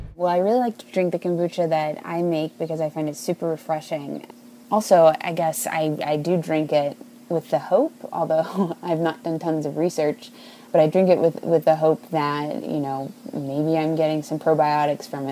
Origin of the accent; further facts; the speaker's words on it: United Kingdom; as a Brit, tea is my national beverage